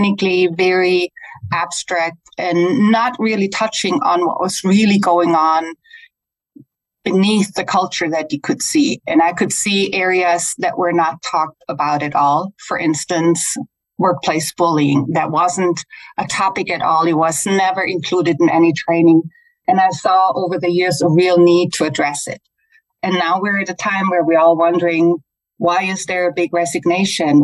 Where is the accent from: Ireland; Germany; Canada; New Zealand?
Germany; English is a second language; now in United States; I'm originally from Germany. That's why I have a little funky accent, but I've been living in the US for a long time